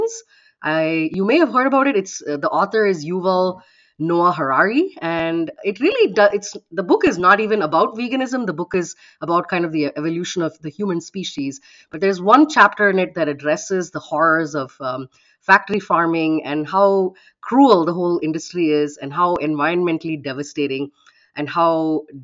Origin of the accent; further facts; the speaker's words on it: Bangalore, Karnataka, India; moved away as an adult; also born or lived in Bahrain; now in Dayton, United States; I was born in India, and I've lived in three countries so far in my life. One of them was in the Middle East, in Bahrain, where I spent my early childhood. Bulk of my life was spent in Bangalore, in India, and the last 12 years or so, I've been in the United States